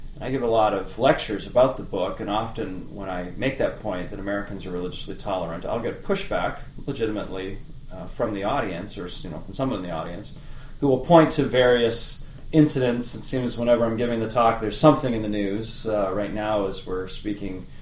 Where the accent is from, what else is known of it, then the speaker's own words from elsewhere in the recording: Medicine Hat, Alberta, Canada; moved away as an adult; also born or lived in Provo, Utah / Boston, Massachusetts / Illinois; I grew up in the bustling metropolis of Medicine Hat, Alberta, Canada, which I always say is bigger than it sounds.